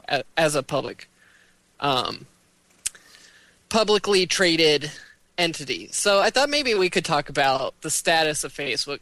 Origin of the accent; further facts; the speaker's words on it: United States; we as American consumers